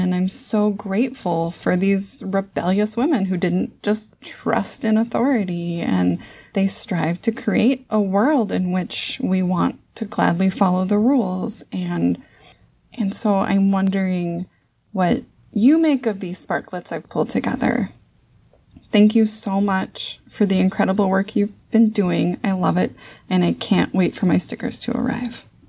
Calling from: Saint Paul, Minnesota, United States; I'm calling from Saint Paul, Minnesota.

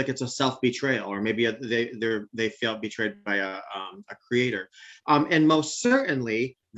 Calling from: upstate New York, United States; I'm calling from the great New York State, upstate New York, actually.

